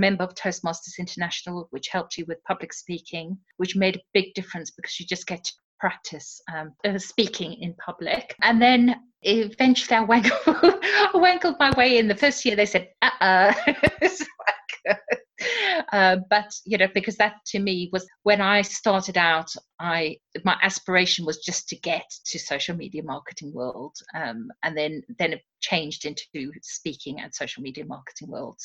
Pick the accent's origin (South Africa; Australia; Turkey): South Africa; moved away; also born or lived in Surrey, England; I'm originally from South Africa.